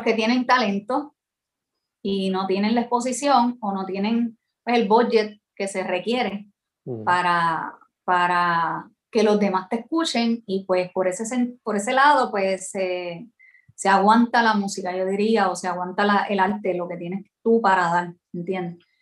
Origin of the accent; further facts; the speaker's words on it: San Juan, Puerto Rico; also born or lived in Ponce, Puerto Rico / United States; me crié en San Juan porque mis ah. papás se mudaron rápido